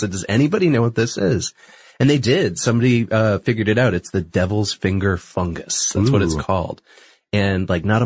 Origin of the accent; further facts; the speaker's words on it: Northeast, United States; moved away; I'm from the Northeast originally